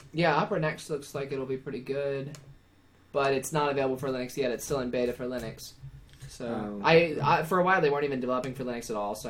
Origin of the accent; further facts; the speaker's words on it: Oakville, Ontario, Canada; we're all from Oakville except Adam.